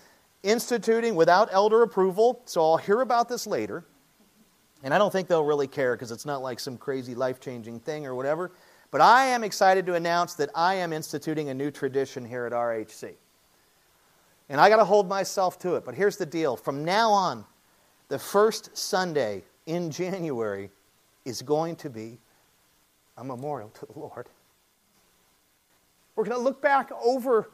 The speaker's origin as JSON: {"language": "English", "country": "United States", "said": "We're Americans. We're American evangelicals"}